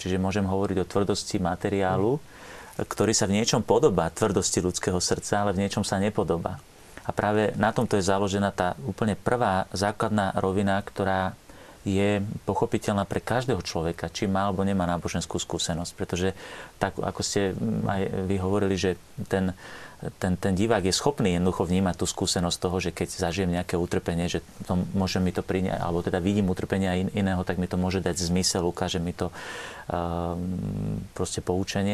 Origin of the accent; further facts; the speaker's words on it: Trnava, Trnava Region, Slovakia; u nás v Trnave, máme taký rečitý spôsob